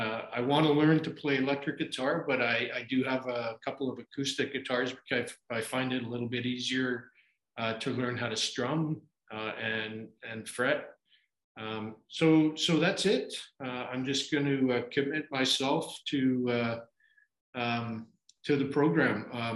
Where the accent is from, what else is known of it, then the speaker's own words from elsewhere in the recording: Canada; moved away as an adult; now in Dhahran, Saudi Arabia; I'm actually a Canadian expat living in Dhahran, Saudi Arabia.